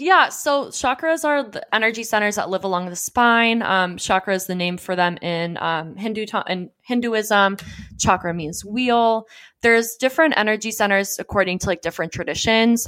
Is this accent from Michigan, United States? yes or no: no; Johns Creek, Georgia, United States; also born or lived in Southern California; I grew up in the Deep South